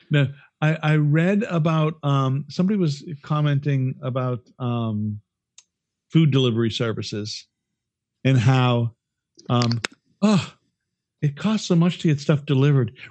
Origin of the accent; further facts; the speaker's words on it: Worcester, Massachusetts, United States; so when i was living in Worcester because i grew up in Worcester hmm.